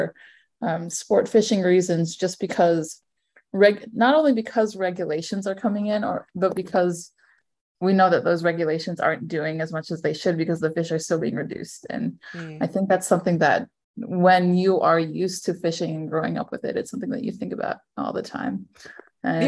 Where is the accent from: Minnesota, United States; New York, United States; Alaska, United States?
Alaska, United States; Ketchikan; also born or lived in Fairbanks, Alaska; now in Anchorage, United States; I grew up in Alaska, right? I am from Ketchikan